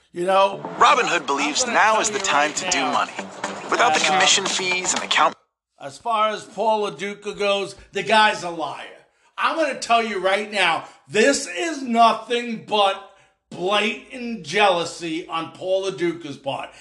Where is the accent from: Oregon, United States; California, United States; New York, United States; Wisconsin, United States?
New York, United States; Long Island; moved away; I grew up in Long Island.